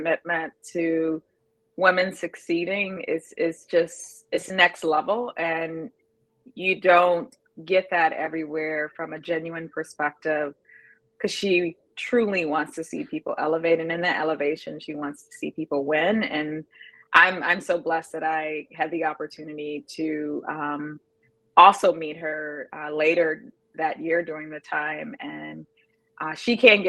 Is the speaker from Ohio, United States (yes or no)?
yes; Youngstown, Ohio, United States; moved away as an adult; now in Minnesota, United States; I am a Rust Belt girl, born and raised in Youngstown, Ohio.